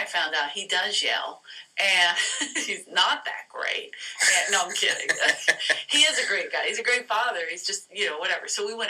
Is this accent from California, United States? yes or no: no; Philadelphia, Pennsylvania, United States; Because I grew up in South Philly, so it's also like, this is what I was surrounded by.